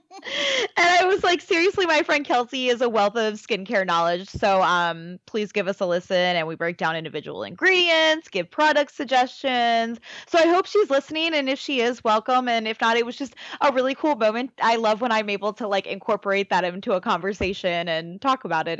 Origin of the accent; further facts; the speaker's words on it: Baltimore, Maryland, United States; I'm from Baltimore